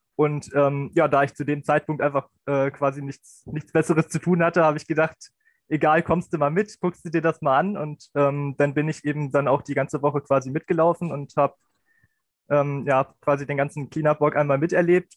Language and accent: German; Beierstedt, Lower Saxony, Germany; ich komme aus Bayerstedt, im Landkreis Helmstedt, Niedersachsen.